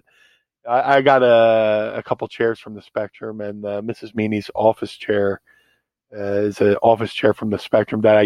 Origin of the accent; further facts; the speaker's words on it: Philadelphia, Pennsylvania, United States; I was born here, right? So debuted ECW Philly, debuted WWE in Philly, had my Mania moment in Philly. As holy ground as Madison Square Garden is, mm-hmm. I'm unapologetically a Philly homer. So to do WrestleMania in my hometown